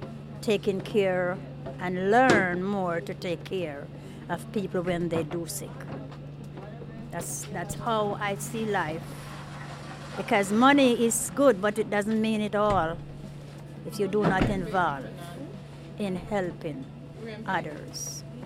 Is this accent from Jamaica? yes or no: yes; Jamaica; now in United States; I am from Jamaica.